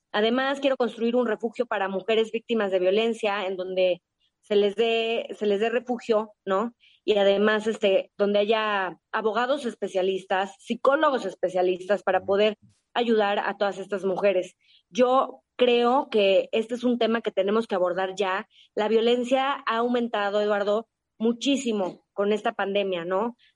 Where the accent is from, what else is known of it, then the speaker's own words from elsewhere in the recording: Mexico; A mí México me ha dado todo. Yo tengo un amor profundo por mi país, por mi gente, por mi tierra